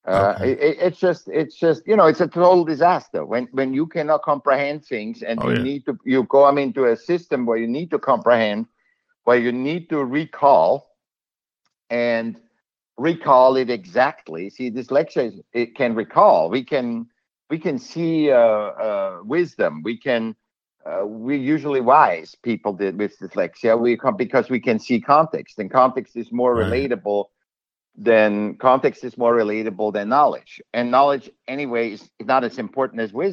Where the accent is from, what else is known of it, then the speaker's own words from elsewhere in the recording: Vienna, Austria; English is a second language; moved away as an adult; now in United States; I'm from Vienna